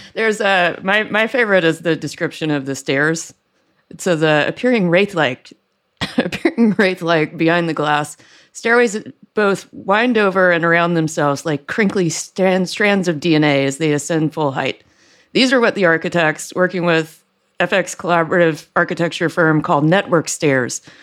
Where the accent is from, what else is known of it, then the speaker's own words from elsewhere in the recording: Deep South, United States; moved away; I grew up in the Deep South where nobody had gas heating